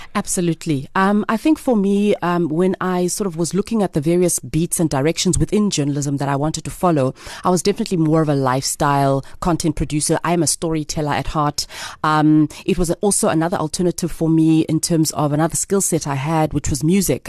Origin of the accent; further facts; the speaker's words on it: Grahamstown, Eastern Cape, South Africa; also born or lived in East London, South Africa / Alice, South Africa / Johannesburg, South Africa; Originally, I am from East London. Okay. Um, I'm a girl from East London. Also grew up in Alice when I was a really nice. young girl. Um, went to boarding school in Grahamstown for most of my life.